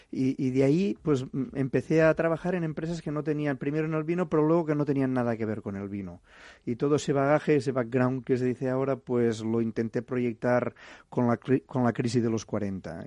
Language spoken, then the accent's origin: Spanish; Gandesa, Catalonia, Spain; moved away as an adult; also born or lived in Paris; regresaba a Gandesa, mi ciudad natal